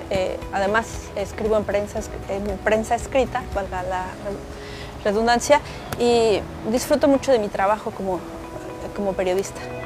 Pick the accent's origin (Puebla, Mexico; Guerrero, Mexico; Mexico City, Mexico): Mexico City, Mexico; moved away as an adult; now in Quintana Roo, Mexico; soy originaria de la Ciudad de México, pero desde hace casi quince años vivo en Quintana Roo